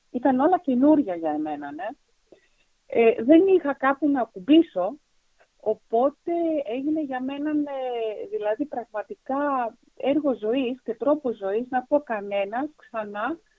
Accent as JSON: {"language": "Greek", "country": "Germany", "tie": "born or raised there", "also_born_or_lived": "Athens", "lives_now": "Orestiada, Greece", "said": "Είμαι Αθηναία μάλλον με γονεί. ο ένα από τον Πύργο, άλλο από την Κρήτη, η οποία μεγάλωσα στο εξωτερικό στη Γερμανία, αλλά εργάστηκα μετά στην Αθήνα για πολλά χρόνια"}